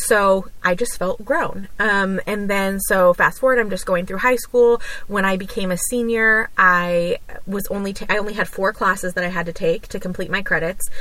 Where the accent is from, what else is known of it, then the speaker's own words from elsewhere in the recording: Los Angeles, California, United States; also born or lived in Orange County, California; I grew up in California. I was born there and raised there. Um, in uh, like LA and then in Orange County